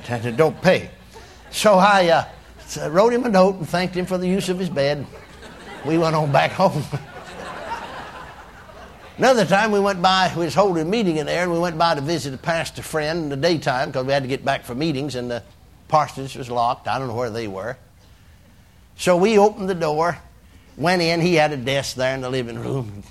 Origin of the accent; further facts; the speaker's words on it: McKinney, Texas, United States; My hometown, McKinney